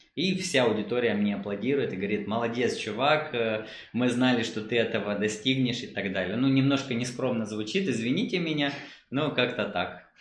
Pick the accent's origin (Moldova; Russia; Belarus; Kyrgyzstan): Moldova; я из Молдавии, у нас рынок не очень таки большой